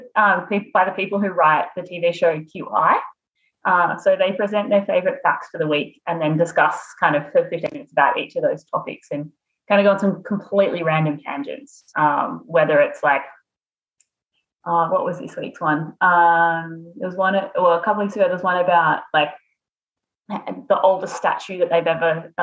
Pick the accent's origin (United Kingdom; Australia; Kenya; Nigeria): Australia; Wee Waa, New South Wales; I grew up on a cotton farm outside of Weewar, which is a town of about 1,800 people in northwestern New South Wales